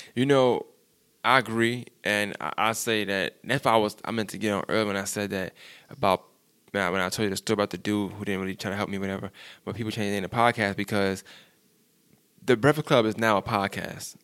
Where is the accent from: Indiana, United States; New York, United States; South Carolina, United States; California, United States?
New York, United States; I'm from New York